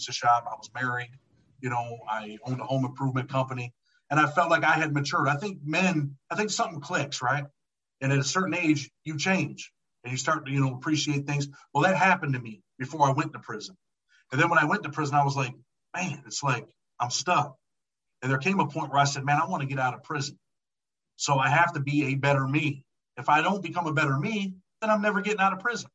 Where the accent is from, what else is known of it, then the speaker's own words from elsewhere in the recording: Rochester, New York, United States; I'm from Western New York. I'm from Rochester, New York. Mm-hmm. I grew up poor.